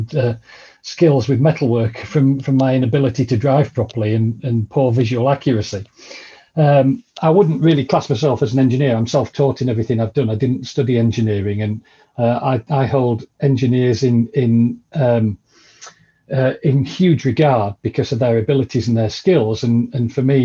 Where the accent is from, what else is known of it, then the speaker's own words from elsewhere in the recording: Vale of York, Yorkshire and the Humber, United Kingdom; I'm a Yorkshire lad, born and bred. Come from the Vale of York